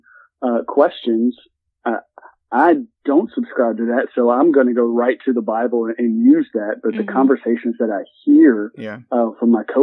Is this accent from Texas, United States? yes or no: no; Birmingham, Alabama, United States; I'm from Birmingham, Alabama, so I'm heart of Dixie right here.